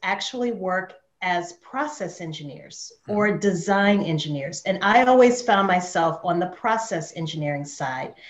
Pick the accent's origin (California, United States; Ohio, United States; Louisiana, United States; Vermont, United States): Louisiana, United States; New Orleans; moved away as an adult; now in Atlanta, United States; I'm from Louisiana originally, which is a French colony in the US. And So when I left New Orleans, I relocated to Atlanta, Georgia